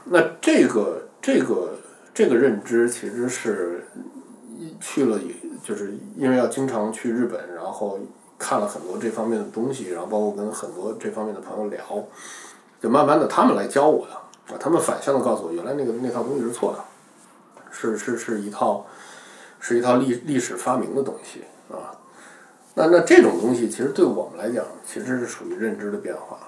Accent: China; 我作为中国人

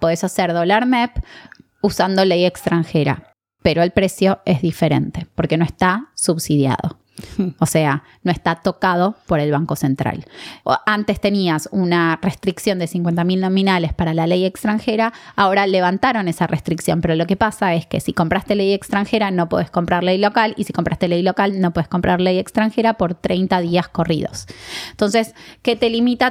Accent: Argentina; nosotros como argentinos

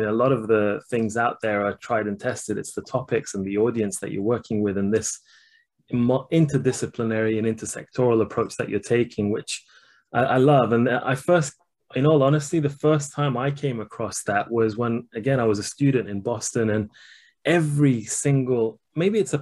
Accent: Shiraz, Fars, Iran; moved away; the same hospital that I was born in Iran

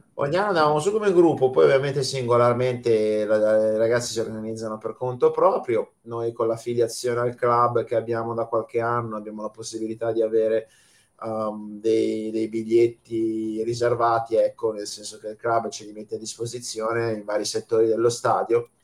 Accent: Milan, Lombardy, Italy; io sono di Milano, eh, ma non milanese perché i miei genitori vengono da fuori

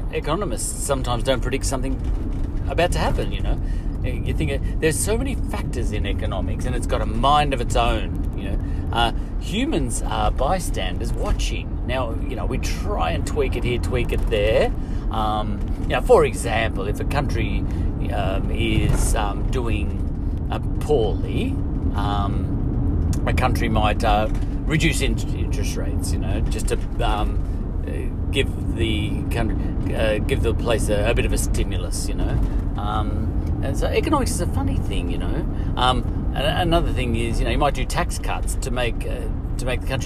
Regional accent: Australia; we're from Australia

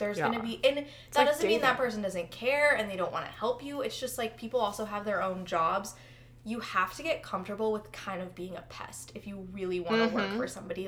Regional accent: Chicago, Illinois, United States; moved away; I'm from Chicago

